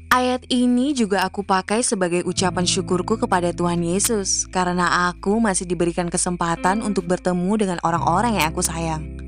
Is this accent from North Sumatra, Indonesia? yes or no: no; Pontianak, West Kalimantan, Indonesia; Aku berasal dari kota Pontianak, kota yang terkenal dengan Tugu Katulistiwanya.